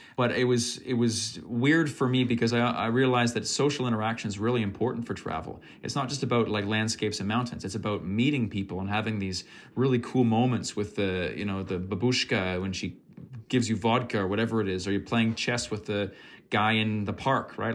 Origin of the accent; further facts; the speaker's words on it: Fredericton, New Brunswick, Canada; from my hometown here in Fredericton